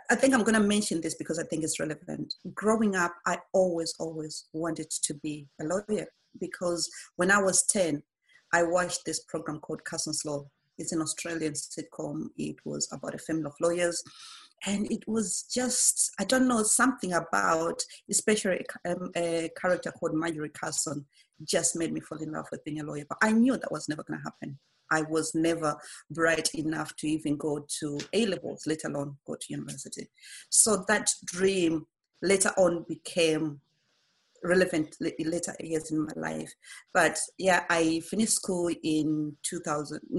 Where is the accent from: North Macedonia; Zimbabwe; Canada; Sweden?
Zimbabwe; now in United Kingdom; I was born in 1977 in Zimbabwe.